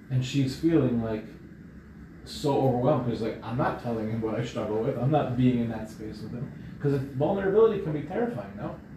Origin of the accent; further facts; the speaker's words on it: Israel; born there; I was born in Israel, but my parents are from Morocco.